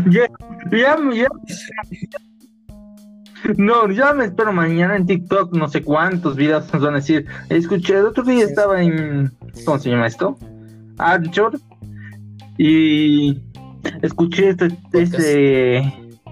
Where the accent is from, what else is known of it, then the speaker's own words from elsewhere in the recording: Bolivia; Y somos youtubers bolivianos, no los oigan, son funestos y estos son sus nombres.